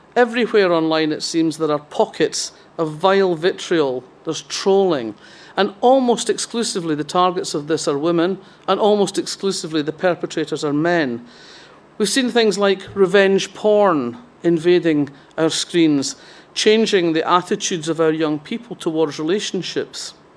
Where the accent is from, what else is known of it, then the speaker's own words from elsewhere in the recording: Fife, Scotland, United Kingdom; I grew up in Fife, which is very different from the rest of the central belt of Scotland